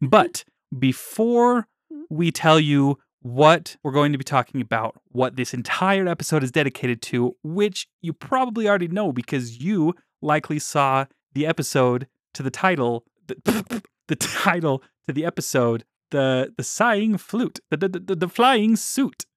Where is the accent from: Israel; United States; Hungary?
United States; Davis County, Utah; I grew up in Davis County, and now I'm living in Utah County